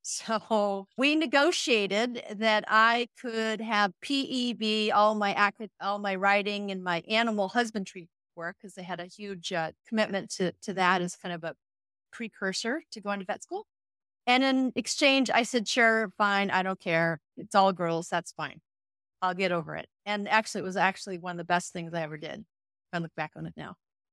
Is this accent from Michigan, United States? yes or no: no; Chicago, Illinois, United States; We grew up in the Midwest, Chicago, froze to death for many years.